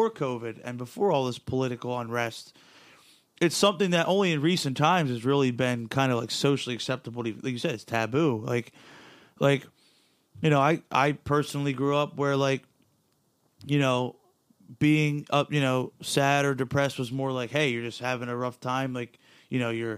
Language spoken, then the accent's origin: English; United States; I'm an American